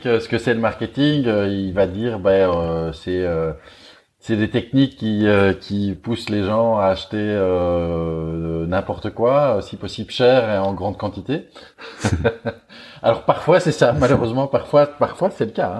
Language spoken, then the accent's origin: French; Belgium; accent: Belgian; je suis belge, vous l'entendez sans doute un petit peu à mon accent